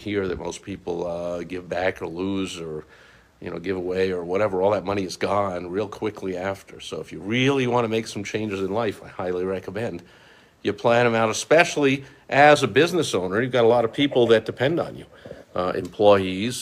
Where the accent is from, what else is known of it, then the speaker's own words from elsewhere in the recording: East Coast, United States; moved away; also born or lived in Chicago area; I grew up on the East Coast where, you know, a lot of the places I lived, we had a view